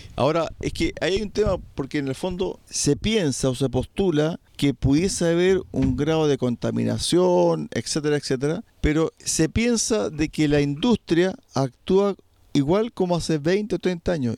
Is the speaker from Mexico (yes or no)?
no; Chile; nuestro país